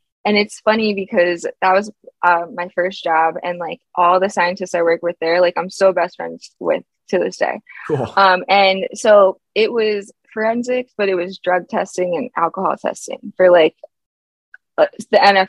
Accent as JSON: {"language": "English", "town": "Philadelphia", "region": "Pennsylvania", "country": "United States", "said": "I'm from Philadelphia"}